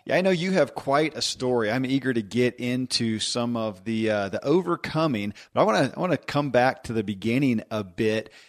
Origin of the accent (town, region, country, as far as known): Kentucky, United States; born or raised there